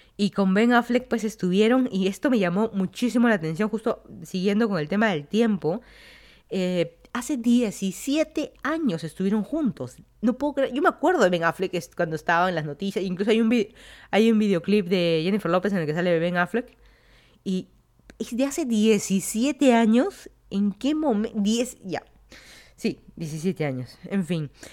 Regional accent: Lima, Peru; moved away as an adult; also born or lived in Miami, United States / Virginia, United States; now in Fairfax County, Virginia, United States; yo soy de Lima, Perú, me mudé a Estados Unidos ya hace más de cuatro años

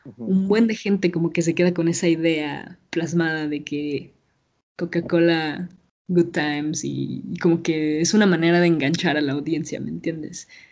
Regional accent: Mexico; como morra mexicana

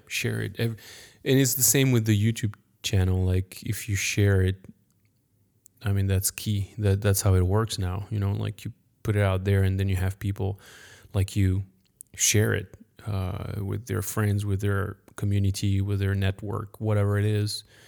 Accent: France; accent: French; English is a second language; I'm French. Sorry for my accent

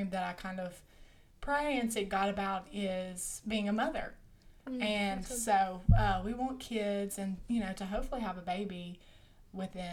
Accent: Monroe, Louisiana, United States; I'm from Monroe, Louisiana. I'm not from Caldwell, like these two guys

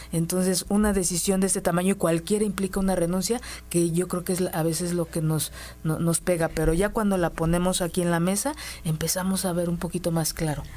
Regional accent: Mexico; nos lo enseñaron como mujeres mexicanas

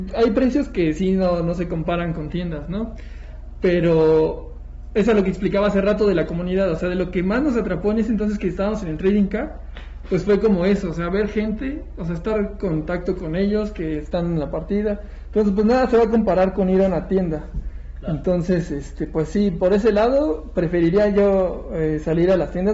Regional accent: Ecatepec, State of Mexico, Mexico; Nos queda cerca, somos de Catepec

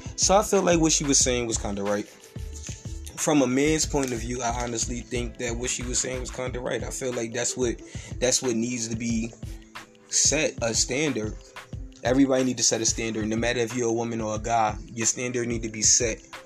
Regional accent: New York City, New York, United States; I'm from New York City

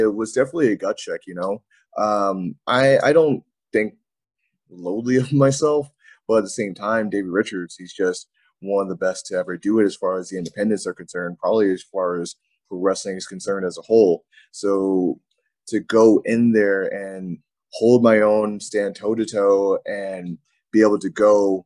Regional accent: United States

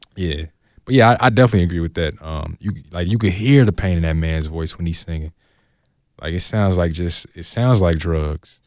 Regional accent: Oakland, California, United States; I'm from Oakland

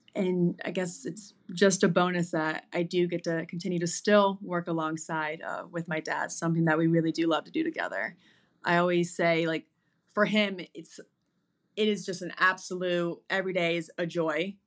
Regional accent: Naples, Florida, United States; moved away as an adult; also born or lived in Boston; I was born and raised in Naples, Florida, and I am one of six kids

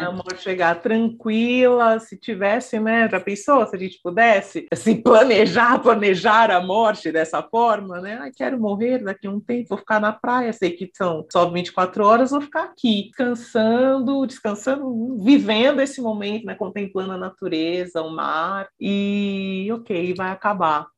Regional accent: São Paulo, Brazil; nasci, né? E cresci em São Paulo, capital

